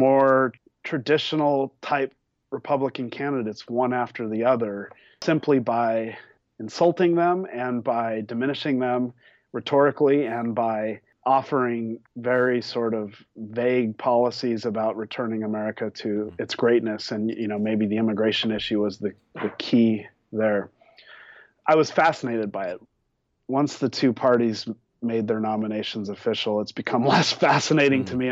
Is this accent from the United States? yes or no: yes; Denver, Colorado, United States; also born or lived in New Mexico; I grew up in Denver.